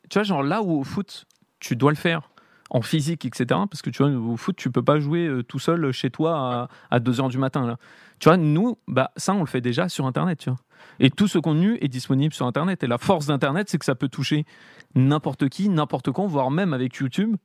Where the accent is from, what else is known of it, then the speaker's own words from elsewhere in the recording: Paris, Île-de-France, France; j'ai grandi à Paris